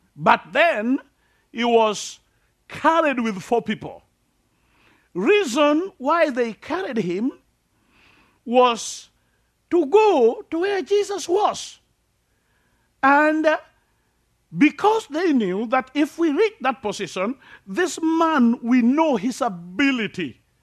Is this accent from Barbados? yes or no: no; Kenya; I'm from Africa, uh, typical Africa